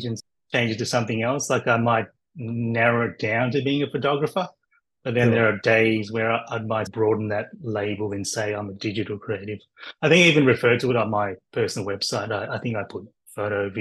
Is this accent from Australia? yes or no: yes; Melbourne, Victoria, Australia; I'm from Melbourne, Australia